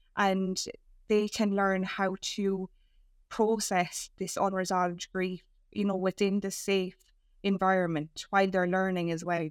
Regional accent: Ireland; as us Irish

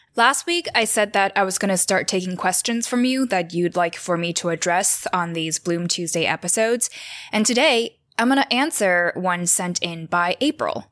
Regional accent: Taiwan; I was born and raised in Taiwan, this little island in East Asia

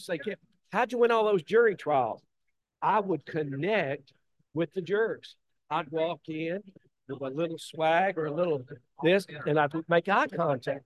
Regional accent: Tennessee, United States; born or raised there

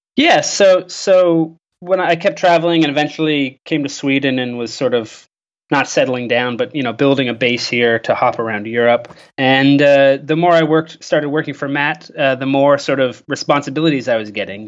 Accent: Canada; I'm from Canada

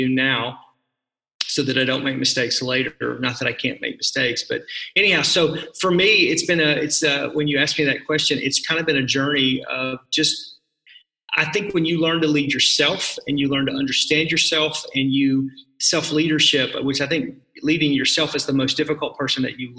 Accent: Fort Smith, Arkansas, United States; moved away as an adult; now in Milwaukee, United States; I grew up in Arkansas, so that's where you probably hear the accent a little bit. I grew up in a town called Fort Smith

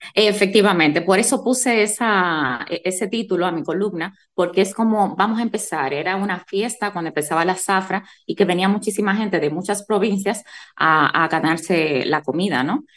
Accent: Bajos de Haina, San Cristóbal, Dominican Republic; now in Madrid, Spain; Yo soy jainera de pura cepa, orgullosamente

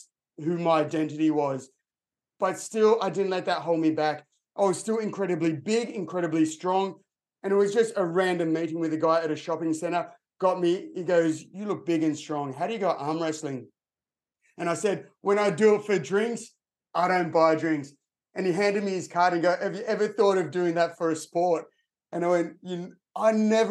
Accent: Sydney, New South Wales, Australia; I grew up in Sydney, Australia. I'm still here now

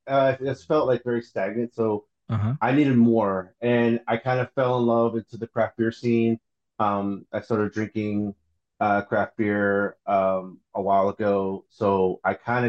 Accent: Pittsburgh, Pennsylvania, United States; moved away; also born or lived in Breezewood, Pennsylvania; I'm originally from the East Coast. I grew up in a little small city called Pittsburgh, Pennsylvania

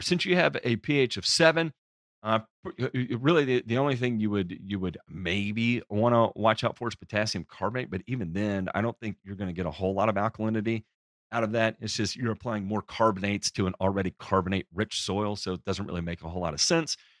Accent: the South, United States; I'm from the South

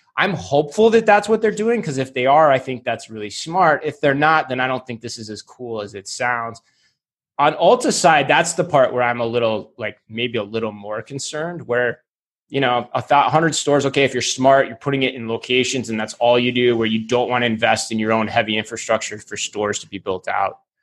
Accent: Tempe, Arizona, United States; my hometown of Tempe

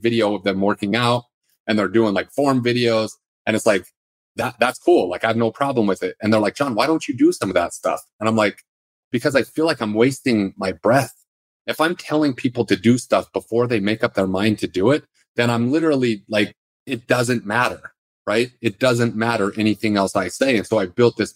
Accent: Salt Lake City, Utah, United States; I grew up in Salt Lake City

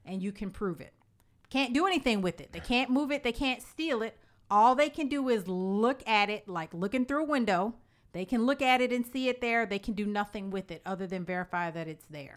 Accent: Illinois, United States; the state of Illinois, my home state

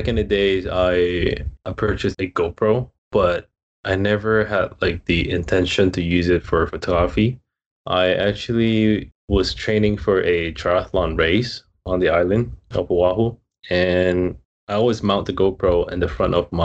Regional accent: Hong Kong; moved away as an adult; now in Hawaii, United States; I'm from Hong Kong, born and raised there, and moved to Hawaii about 7.5 years ago

